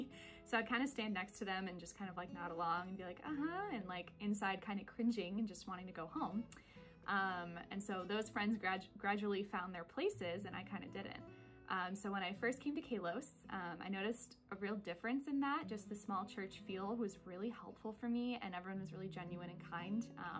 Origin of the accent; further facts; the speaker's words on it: Midwest, United States; now in Seattle, United States; I'm actually not from Seattle originally. I moved from the Midwest to here right after college.